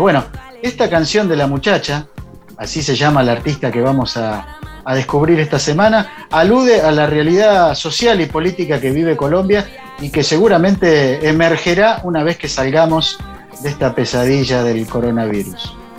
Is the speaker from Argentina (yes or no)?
yes; Buenos Aires Province, Argentina; yo como bonaerense